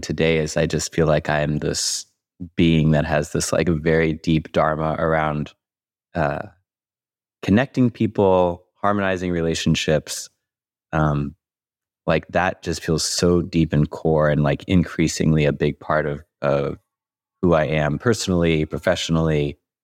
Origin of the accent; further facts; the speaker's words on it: Louisville, Kentucky, United States; moved away; I'm from Louisville, Kentucky originally.